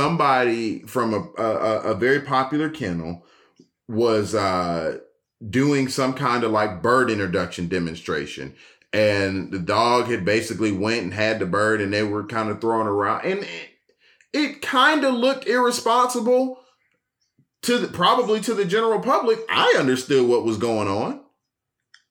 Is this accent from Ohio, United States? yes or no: no; Atlanta, Georgia, United States; I'm still from Atlanta